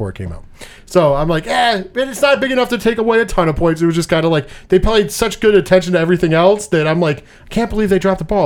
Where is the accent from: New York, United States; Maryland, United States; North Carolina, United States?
New York, United States; We are from New York.